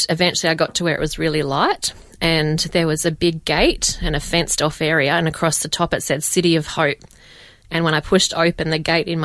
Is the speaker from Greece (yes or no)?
no; Dubbo, New South Wales, Australia; also born or lived in England; I grew up in Dubbo, born and bred